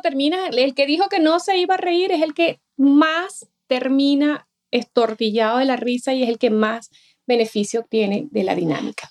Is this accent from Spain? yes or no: no; Venezuela; moved away; yo soy de Venezuela, cuando estaba en Venezuela